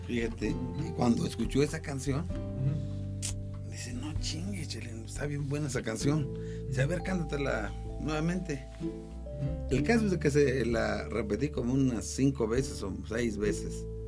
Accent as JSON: {"language": "Spanish", "town": "Cuernavaca", "region": "Morelos", "country": "Mexico", "also_born_or_lived": "Riverside, California", "moved": "as an adult", "said": "Somos de Cuernavaca"}